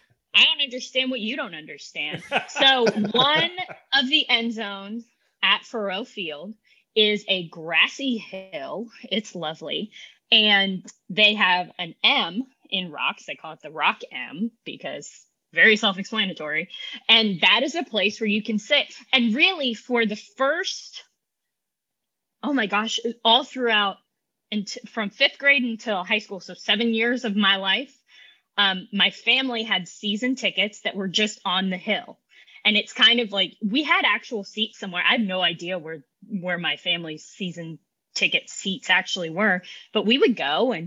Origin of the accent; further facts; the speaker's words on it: Columbia, Missouri, United States; Columbia, Missouri. Go Tigers!